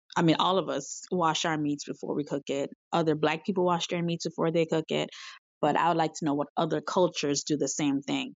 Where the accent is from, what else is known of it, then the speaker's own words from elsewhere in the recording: Jamaica; now in Miami, United States; I'm Jamaican